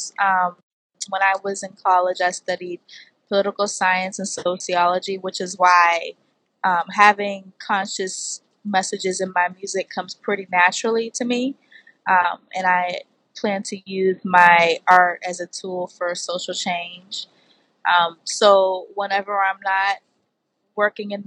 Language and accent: English; Boston, Massachusetts, United States; I am from The Bean, Boston, Massachusetts